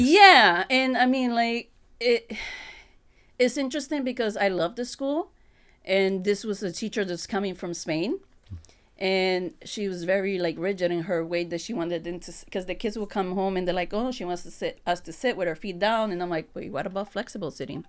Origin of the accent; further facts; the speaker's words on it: New York, United States; moved away as an adult; now in Holyoke, United States; I come from New York, so I was an educator over there in the private school.